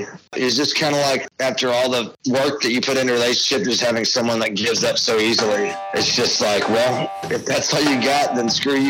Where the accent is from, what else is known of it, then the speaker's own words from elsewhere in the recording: Tyler, Texas, United States; also born or lived in College Station, Texas / Lubbock, Texas; I grew up in Tyler, Texas, and I moved to College Station in seventh grade. So I was only in College Station from seventh grade to high school. But yeah, I was in Tyler, Texas before that.